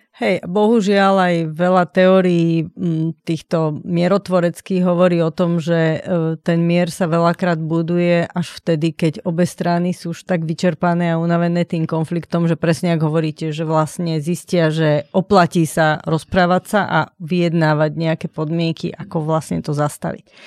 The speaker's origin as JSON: {"language": "Slovak", "country": "Slovakia", "said": "Sme odvážni Slováci"}